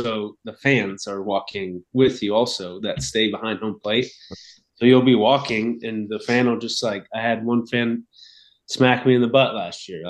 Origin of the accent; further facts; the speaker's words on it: Sacramento, California, United States; I'm from Sacramento or the Sacramento right. area